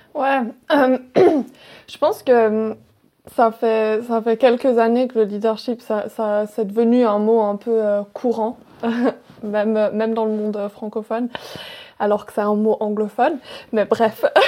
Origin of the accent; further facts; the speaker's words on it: Wales, United Kingdom; moved away; de là où j'ai grandi mes premières années et puis et ça m'a énormément marqué et j'aime trop. C'est au Pays de Galles